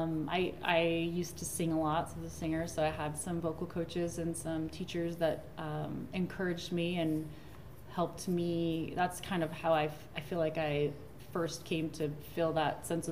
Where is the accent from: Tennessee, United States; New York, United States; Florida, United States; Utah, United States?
Utah, United States; Layton; also born or lived in Logan, Utah; I'm from Utah. I grew up in Davis County area, Layton, Utah